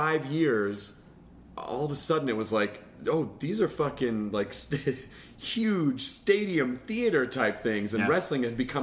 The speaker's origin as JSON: {"language": "English", "town": "Memphis", "region": "Tennessee", "country": "United States", "tie": "born or raised there", "said": "But I grew up in Memphis"}